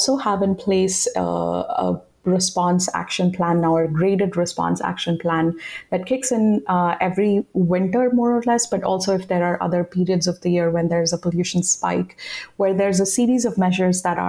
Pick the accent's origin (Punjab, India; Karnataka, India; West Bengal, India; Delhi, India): Delhi, India; I grew up in Delhi